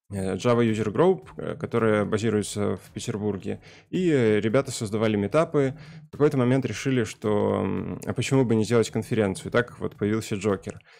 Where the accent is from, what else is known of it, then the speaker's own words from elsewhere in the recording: Kostyukovichi, Mogilev Region, Belarus; now in Saint Petersburg, Russia; Э, я сам родом из Белоруссии, э, если конкретнее из Костякович, маленького города. Э, и сейчас живу в Питере